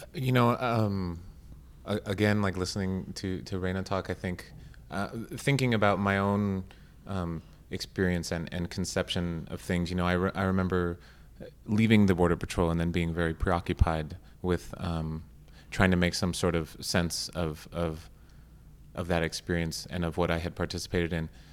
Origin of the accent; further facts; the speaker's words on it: Arizona, United States; I grew up in Arizona